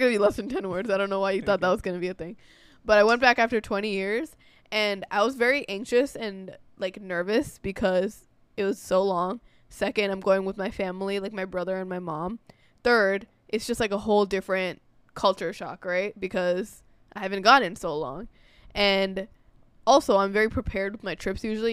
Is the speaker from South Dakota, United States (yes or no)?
no; New York, United States; we're, we're American born. I'm from New York